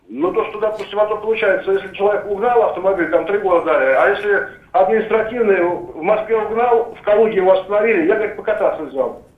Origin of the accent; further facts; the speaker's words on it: Uzbekistan; now in Russia; я родом с Узбекистана, друзья там живут